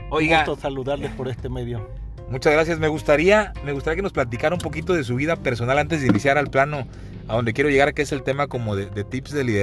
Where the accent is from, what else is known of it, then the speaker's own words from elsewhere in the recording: Playa Vicente, Veracruz, Mexico; also born or lived in Minatitlán, Veracruz; soy originario de Playa Vicente